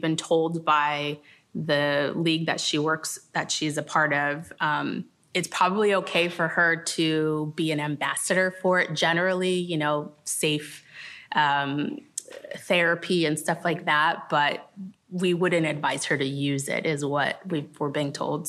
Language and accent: English; Los Angeles, California, United States; I was from Los Angeles